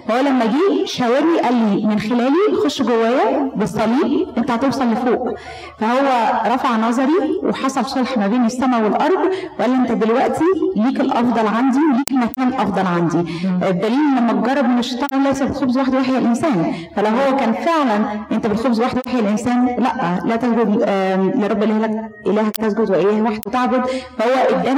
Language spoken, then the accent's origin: Arabic; Egypt; now in United States; بما انا لسه جايه من مصر يعني فشفت الحاجات دي بعينيا